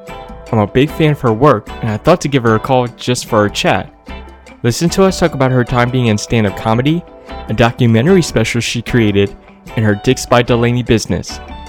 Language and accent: English; South Florida, United States; I'm from and live in South Florida. I'm in a small town, Boynton Beach